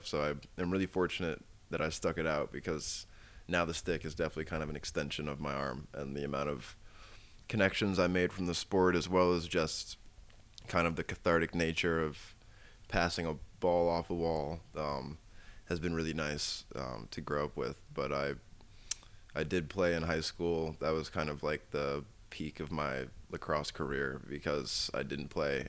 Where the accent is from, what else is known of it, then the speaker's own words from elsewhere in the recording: around Washington D.C., Maryland, United States; I actually grew up around here. I live like 45 minutes outside of the city